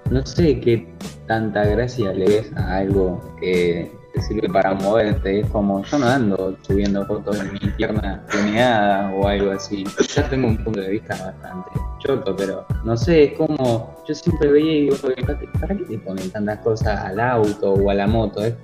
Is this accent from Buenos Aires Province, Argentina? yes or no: yes; Bahía Blanca, Buenos Aires Province, Argentina; los que somos de Bahía